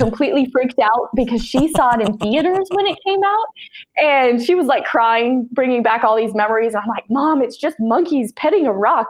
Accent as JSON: {"language": "English", "town": "Laurel", "region": "Montana", "country": "United States", "tie": "born or raised there", "said": "I grew up in Laurel, Montana"}